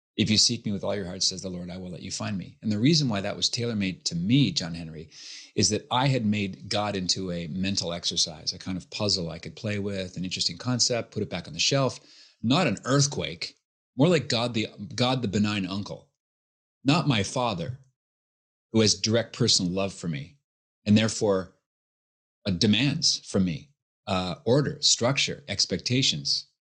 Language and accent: English; Halifax, Nova Scotia, Canada; born and raised in Halifax, Nova Scotia